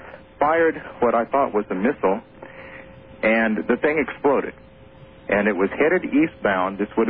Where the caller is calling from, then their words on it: Seattle, Washington, United States; Yes, I'm calling from Seattle, Washington.